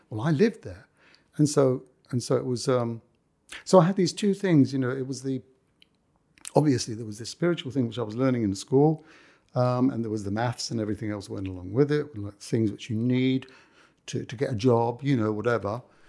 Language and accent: English; London, United Kingdom; accent: Cockney; I like grew up in the middle of the West End. You know, I've lost my Cockney accent by now, you can understand.